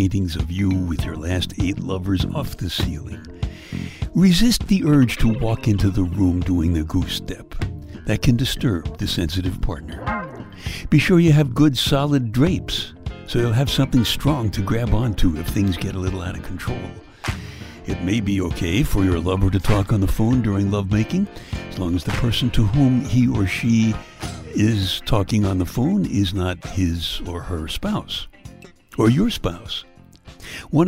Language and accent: English; Brooklyn, New York, United States; my hometown, Brooklyn, New York